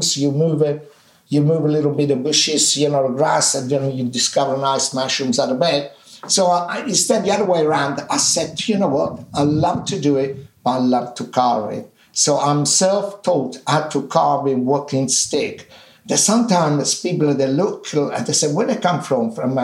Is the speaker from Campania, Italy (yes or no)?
yes; Minori, Campania, Italy; English is a second language; now in London, United Kingdom; my hometown in Amalfi Coast in Minori